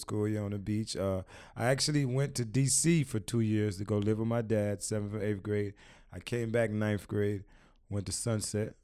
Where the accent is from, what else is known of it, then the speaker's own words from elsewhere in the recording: Miami, Florida, United States; also born or lived in Queens, New York / Washington, D.C.; I moved to Miami, uh, when I was, uh, five years old.